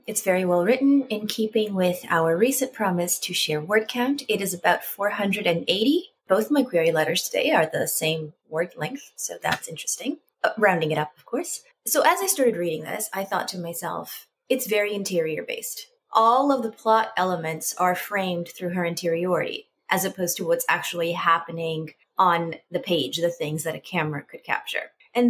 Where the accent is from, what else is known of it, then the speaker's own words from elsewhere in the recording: Salinas, California, United States; I am originally from Salinas, California.